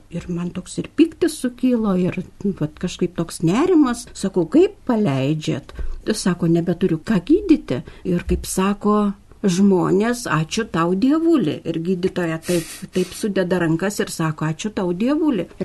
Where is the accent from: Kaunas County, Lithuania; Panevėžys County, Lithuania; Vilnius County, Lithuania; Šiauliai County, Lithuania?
Panevėžys County, Lithuania; Krekenava; now in Panevėžys, Lithuania; važiavom į Kriekenavą, nes ten mano tėviškė yra